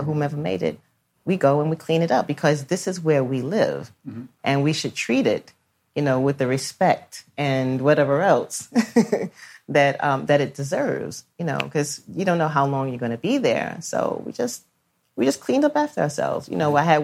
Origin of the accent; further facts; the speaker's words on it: New York City, New York, United States; I grew up in Brooklyn